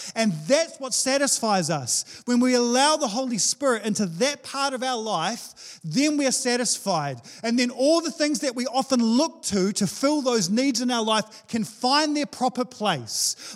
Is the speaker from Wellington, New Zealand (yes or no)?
yes; Wellington, New Zealand; now in Hawke's Bay, New Zealand; I'm from Wellington